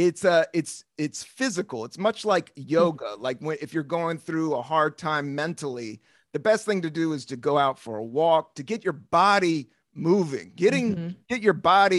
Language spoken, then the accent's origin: English; Washington, D.C., Appalachian Mountains, Southern Virginia, United States; I grew up in Washington, D.C. In the 70s. But we moved to the Appalachian Mountains in Southern Virginia, town of 5,000